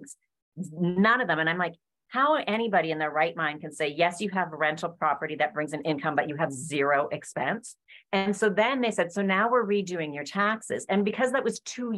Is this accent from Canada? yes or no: yes; Alberta, Canada; I'm originally from Canada in Alberta